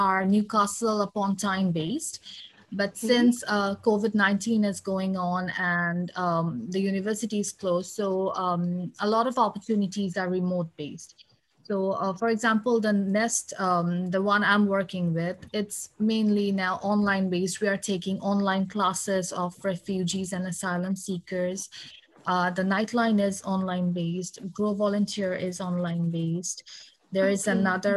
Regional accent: Bangladesh; moved away as an adult; now in London, United Kingdom; I'm originally from Bangladesh

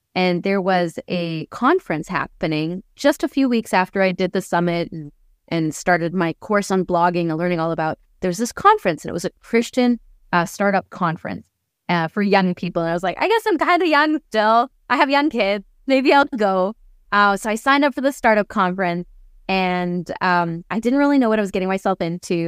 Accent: Canada; first language English; moved away as an adult; also born or lived in Germany / Ukraine; now in Austria; I was born in Canada. I get compliments on my English all the time because I live in Austria

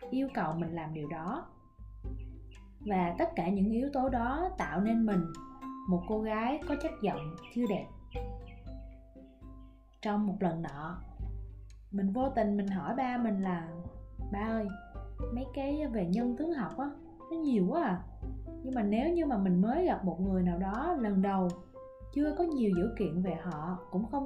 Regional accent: Mekong Delta, Vietnam; accent: Mekong Delta (miền Tây); mình còn là một cô gái miền tây với cái chất giọng cao cao the thé và rất là sởi lởi mình thì rất là ưng giọng miền tây của mình nó khá là thân thiện

